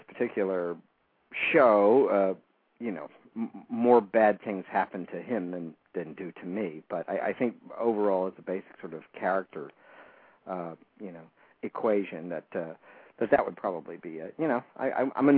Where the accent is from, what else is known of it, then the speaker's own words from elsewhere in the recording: the South, United States; I grew up in the South in a little town